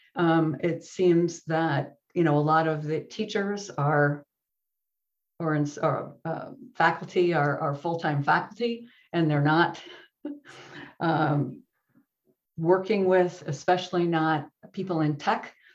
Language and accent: English; Wisconsin, United States; accent: Midwest; also born or lived in Virginia / California; now in Silicon Valley, United States; I am originally from Wisconsin